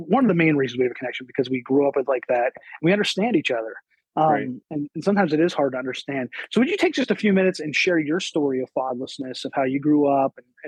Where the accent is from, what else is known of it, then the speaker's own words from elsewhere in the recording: Blair County, Pennsylvania, United States; I grew up in Blair County, Pennsylvania.